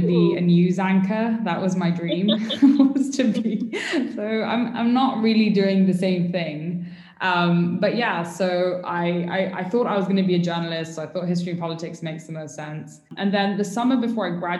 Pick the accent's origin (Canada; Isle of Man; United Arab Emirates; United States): United Arab Emirates; also born or lived in United Kingdom / Pakistan (ancestry); I moved to the UAE basically when I was 3 weeks old and I did sort of like most of my childhood here